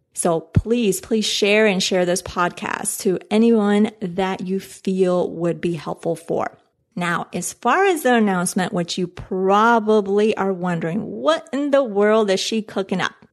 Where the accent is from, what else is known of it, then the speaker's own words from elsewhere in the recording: Colombia; moved away; I'm from Colombia